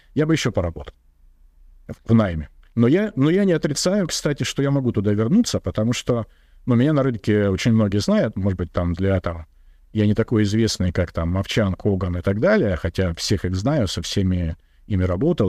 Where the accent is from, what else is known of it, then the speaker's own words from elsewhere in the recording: Russia; Я из регионального города